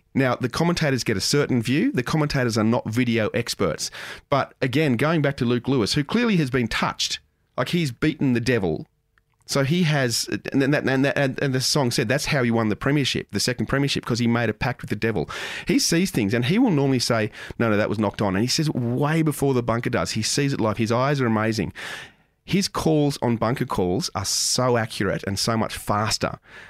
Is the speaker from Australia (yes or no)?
yes; Moss Vale, New South Wales, Australia; I grew up in Moss Vale and I played all sorts of sports down in Wollongong.